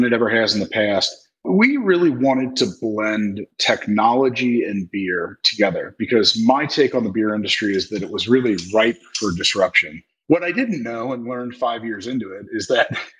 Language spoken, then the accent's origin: English; Northern Kentucky, United States; also born or lived in Bloomington, Indiana / Indianapolis, Indiana; I grew up in Northern Kentucky, just outside of Cincinnati